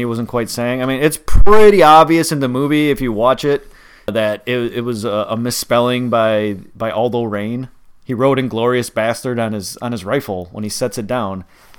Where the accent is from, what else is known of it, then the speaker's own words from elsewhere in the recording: Wisconsin, United States; accent: slight Wisconsin-y; I have a slight Wisconsin-y accent